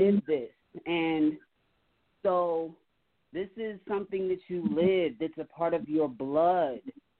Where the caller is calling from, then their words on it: Denver, Colorado, United States; from Denver, Colorado.